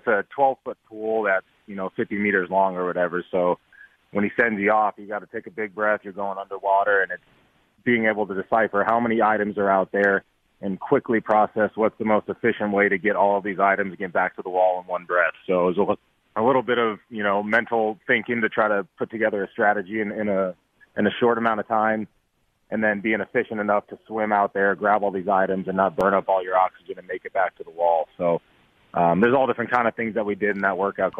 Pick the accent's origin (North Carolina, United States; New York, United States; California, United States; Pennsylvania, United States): California, United States; San Diego; come back and play in San Diego